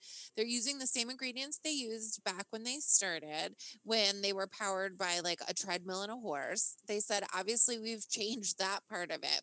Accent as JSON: {"language": "English", "region": "New England", "country": "United States", "said": "I'm proudly from New England"}